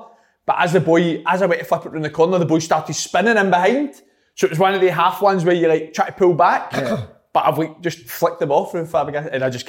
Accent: Scotland, United Kingdom; I don't know if it's because we're Scottish, right?

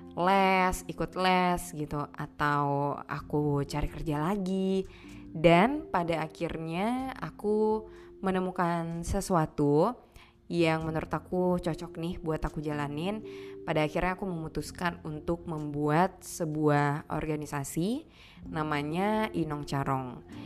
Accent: Aceh, Indonesia; aku lahir, besar, dan tinggal di Aceh

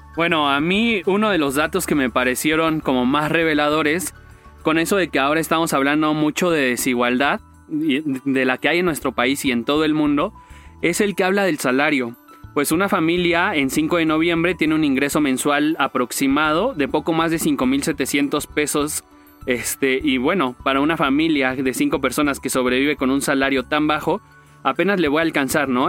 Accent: Mexico

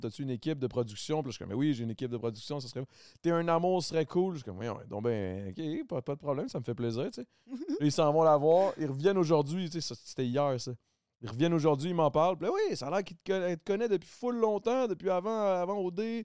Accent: Quebec, Canada; accent: Québécois; je, parle très québécois

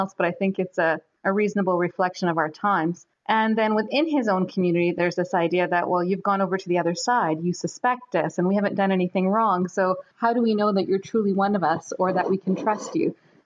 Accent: Toronto, Ontario, Canada; Toronto is my hometown, so it's a city that I love. It's a city that I grew up in and was educated in, got married in.

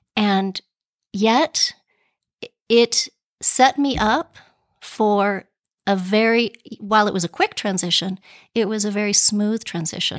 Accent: Pueblo, Colorado, United States; also born or lived in New York City; now in Boston, United States; Well, I am a native of Colorado. I grew up in Pueblo

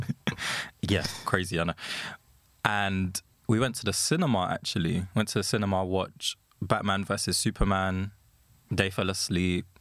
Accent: London, United Kingdom; I'm from London

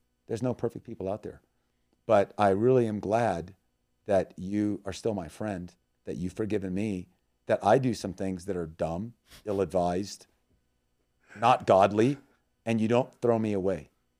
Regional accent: Thailand; also born or lived in Myanmar; we're from the jungle, we've been in Burma 20 years, I grew up in Thailand

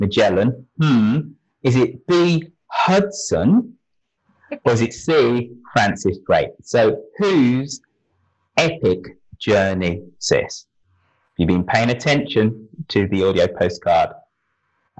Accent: Birmingham, West Midlands, United Kingdom; my hometown

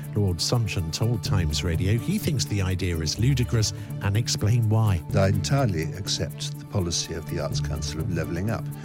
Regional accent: Cornwall, South West England, United Kingdom; I grew up in Cornwall

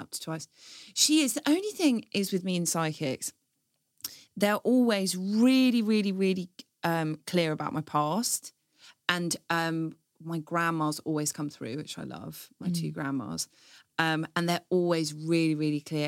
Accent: Stanmore, London, United Kingdom; I grew up in Stanmore

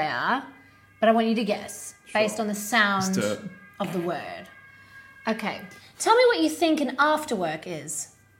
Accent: Australia; now in Sweden; I'm Australian. We're your convict version.

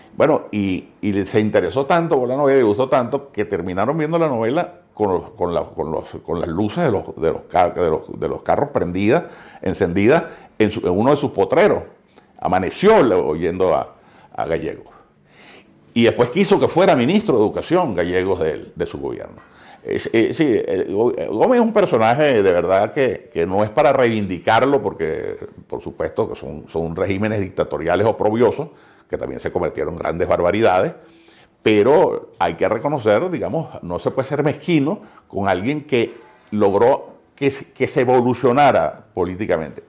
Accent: Venezuela; somos venezolanos

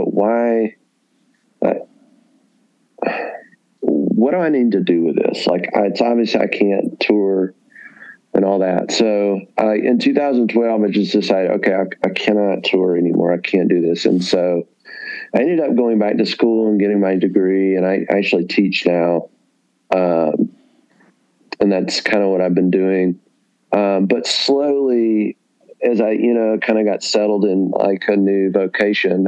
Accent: the South, United States; growing up in the South

